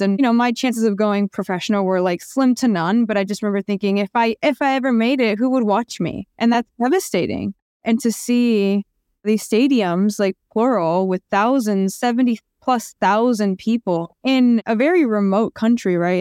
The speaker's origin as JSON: {"language": "English", "area": "Orange County", "region": "California", "country": "United States", "tie": "born or raised there", "also_born_or_lived": "Asunción, Paraguay / Pasadena, California", "said": "I grew up in Orange County"}